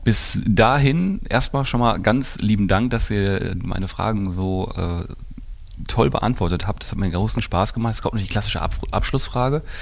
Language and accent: German; Essen, North Rhine-Westphalia, Germany; ich als Essener kenne eure Marke